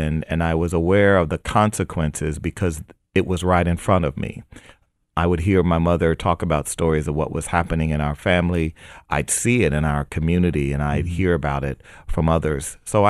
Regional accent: United States; born there; I was born in America, and that meant that I was born in a country where even a poor African-American kid could have dreams

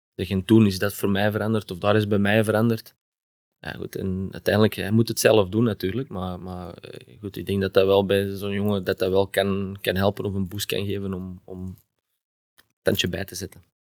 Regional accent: Antwerp, Flanders, Belgium; accent: Antwerps; moved away as an adult; also born or lived in Heerlen, Netherlands; now in Genk, Belgium; als Antwerpenaar

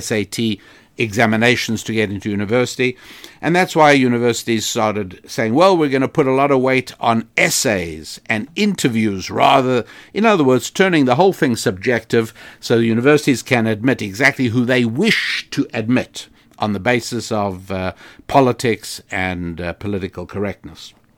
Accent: United States; I am an American

